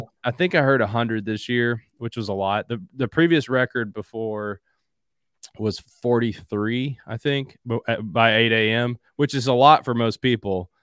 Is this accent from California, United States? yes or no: no; Southeastern Kentucky, United States; also born or lived in Louisville, Kentucky / Tennessee; born and raised in Southeastern Kentucky, currently live in Louisville.